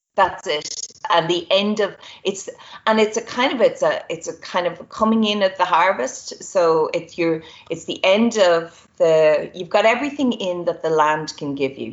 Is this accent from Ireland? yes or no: yes; Ireland; we in Ireland